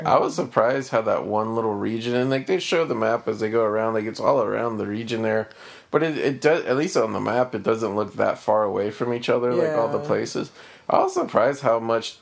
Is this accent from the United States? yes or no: yes; Cincinnati, Ohio, United States; now in Northern California, United States; growing up in Cincinnati